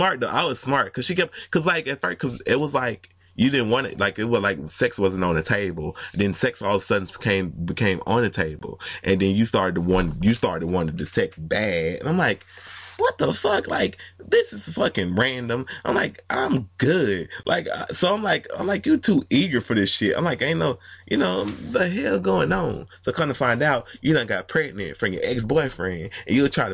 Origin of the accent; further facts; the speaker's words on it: Atlanta, Georgia, United States; I'm from Atlanta